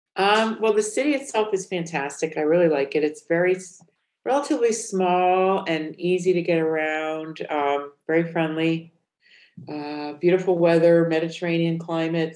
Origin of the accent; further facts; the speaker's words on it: Connecticut, United States; moved away as an adult; also born or lived in New York City / Miami / Los Angeles / North Carolina; now in Valencia, Spain; Originally, I'm from Connecticut, and then I moved all over the United States in my adult life.